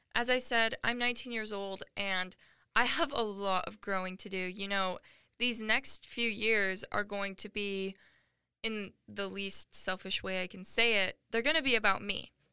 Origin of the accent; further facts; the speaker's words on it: Washington, United States; moved away as an adult; also born or lived in Arizona; I am a 19 year old girl who was born and raised in Washington, but I now go to college in Arizona